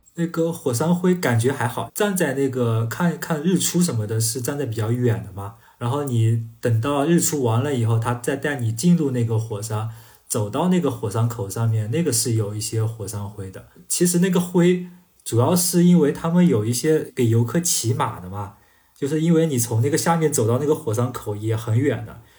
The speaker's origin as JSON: {"language": "Chinese", "country": "China", "said": "我们中国人"}